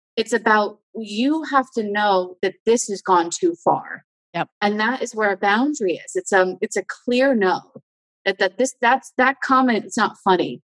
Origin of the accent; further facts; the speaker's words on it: United States; I'm American